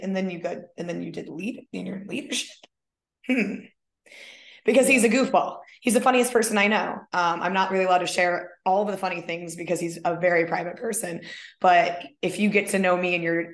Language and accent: English; Minnesota, United States; also born or lived in San Diego, California; now in California, United States; I was born in Minnesota